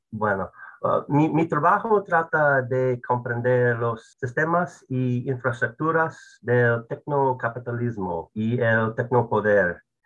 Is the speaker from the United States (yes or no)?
yes; United States; soy blanco, soy estadounidense, soy un hombre